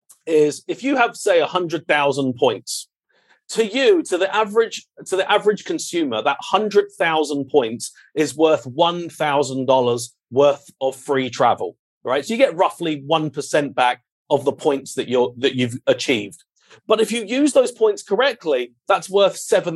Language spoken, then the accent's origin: English; United Kingdom; moved away; also born or lived in London; I'm British royalty. That's all you need to know. So originally my father and I owned a paparazzi photography company back in London.